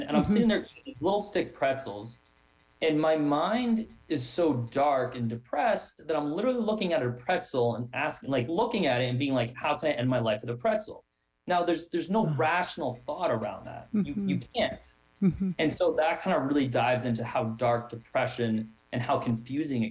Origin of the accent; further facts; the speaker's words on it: Wellesley, Massachusetts, United States; growing up in Wellesley, a suburb where a lot of people put a lot of pressure on appearance